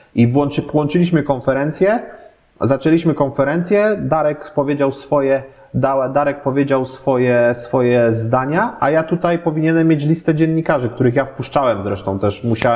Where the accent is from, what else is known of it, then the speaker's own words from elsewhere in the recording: Poznań, Greater Poland, Poland; jestem poznaniakiem